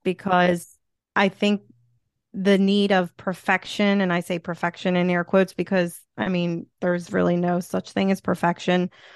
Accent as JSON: {"language": "English", "town": "Philadelphia", "region": "Pennsylvania", "country": "United States", "accent": "Philly", "said": "I'm from Philly"}